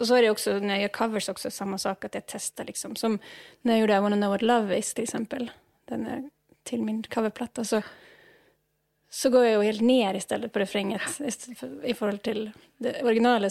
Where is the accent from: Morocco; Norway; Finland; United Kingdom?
Norway; Swedish is a second language; moved away as an adult; also born or lived in Uppsala, Sweden; now in Stockholm, Sweden; jag upp i en stad som har en väldigt känd jazzfestival